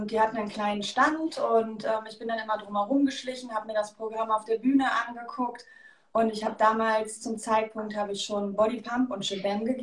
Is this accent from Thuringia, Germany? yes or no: no; Leverkusen, North Rhine-Westphalia, Germany; ich komme aus Leverkusen und mein Hobby ist quasi meine Leidenschaft und ich gebe gerne Fitnesskurse.